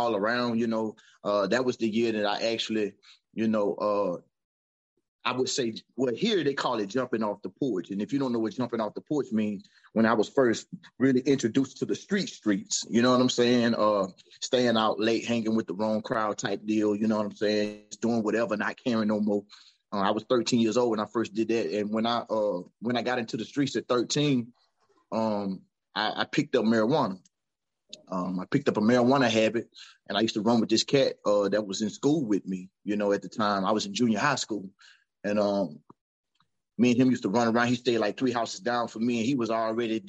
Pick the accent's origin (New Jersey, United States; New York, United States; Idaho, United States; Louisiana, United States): Louisiana, United States; Franklinton; also born or lived in Amite, Louisiana / Slidell, Louisiana; I'm from Franklinton, Louisiana, smaller town, southeast